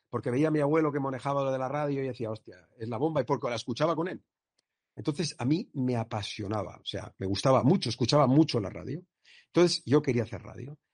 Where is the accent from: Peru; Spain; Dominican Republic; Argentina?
Spain; Villarreal, Valencian Community; also born or lived in Castellón; los de Villarreal